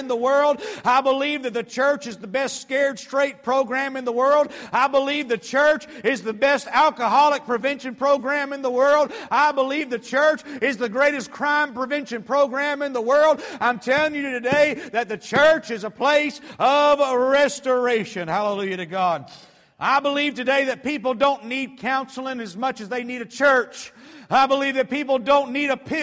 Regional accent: Atlanta, Georgia, United States; I grew up in Metro Atlanta, and I grew up in a typical family

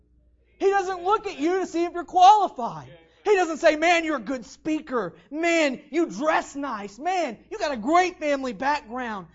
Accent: West Virginia, United States; I'm from West Virginia

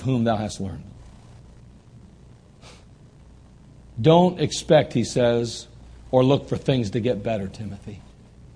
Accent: United States; as American Christians, Christians in America

